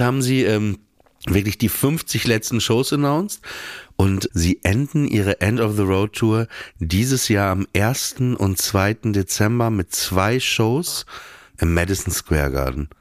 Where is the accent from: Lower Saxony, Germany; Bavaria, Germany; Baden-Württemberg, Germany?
Lower Saxony, Germany; Papenburg; born or raised there; moved away